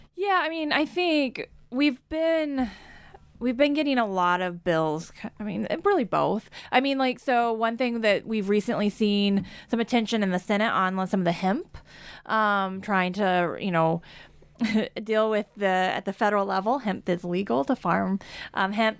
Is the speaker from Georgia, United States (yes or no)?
no; Kansas, United States; growing up in Kansas